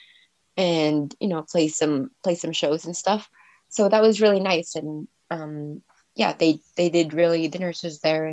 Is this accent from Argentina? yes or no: no; Alberta, Canada; now in Nova Scotia, Canada; I'm originally from Alberta. That's kind of where I grew up.